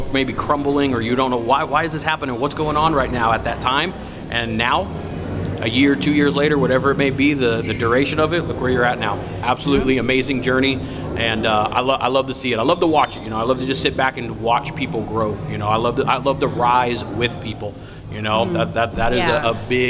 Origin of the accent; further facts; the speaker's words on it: Ventura, California, United States; I'm from Ventura.